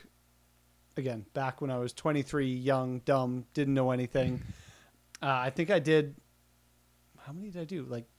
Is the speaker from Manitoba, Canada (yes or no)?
yes; Winnipeg, Manitoba, Canada; I'm from Winnipeg, and we're like right square in the middle of Canada